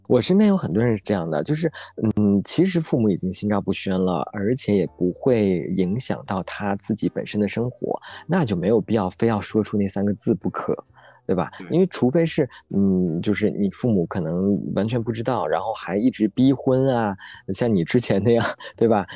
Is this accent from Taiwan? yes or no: no; Northeast China, China; accent: Northeastern; 我们东北话